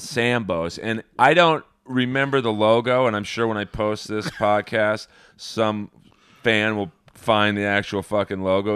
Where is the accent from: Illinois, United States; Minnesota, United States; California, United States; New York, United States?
California, United States; Los Angeles; We grew up in Bel Air